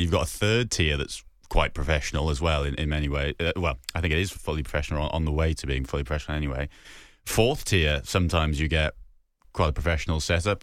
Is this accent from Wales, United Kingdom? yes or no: yes; Newport, Wales, United Kingdom; I was a ten-year-old Newport fan that used to go down to Rodney Parade